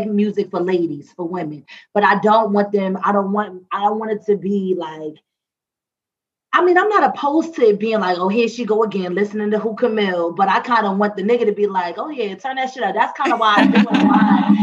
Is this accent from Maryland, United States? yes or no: yes; Maryland, United States; I would be like, Maryland